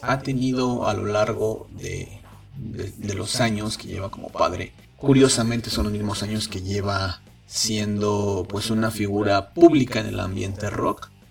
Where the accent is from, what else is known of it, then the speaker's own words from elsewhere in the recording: San Luis Potosí, Mexico; moved away as an adult; now in Mexico City, Mexico; yo soy de San Luis Potosí. Tengo ya cumplidos 10 años viviendo en la Ciudad de México